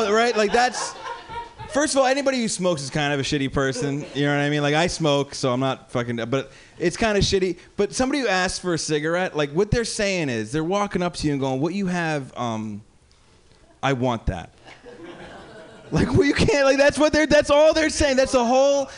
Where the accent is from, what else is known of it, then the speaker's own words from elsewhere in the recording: Morristown, New Jersey, United States; now in Pittsburgh, United States; I grew up in Jersey